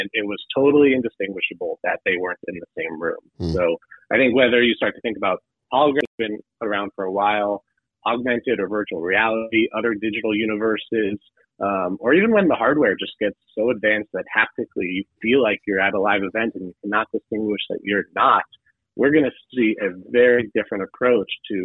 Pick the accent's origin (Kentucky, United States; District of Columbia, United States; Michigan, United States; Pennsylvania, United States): Michigan, United States; Detroit; I'm from Detroit, Michigan.